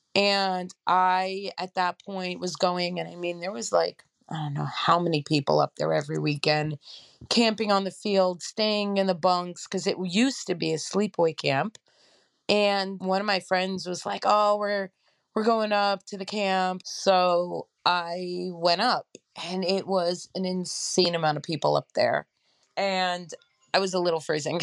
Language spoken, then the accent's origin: English; New York City, New York, United States; also born or lived in Queens; I was born and raised in Crown Heights.